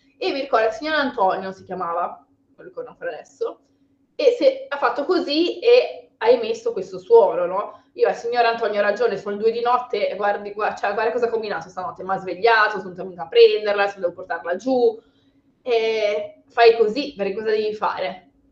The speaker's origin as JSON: {"language": "Italian", "region": "Liguria", "country": "Italy", "said": "Sono ligure"}